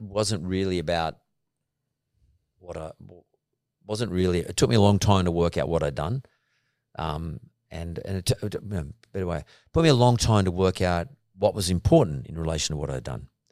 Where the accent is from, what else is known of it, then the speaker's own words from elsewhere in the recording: Punchbowl, New South Wales, Australia; when I was growing up in Punch Bowl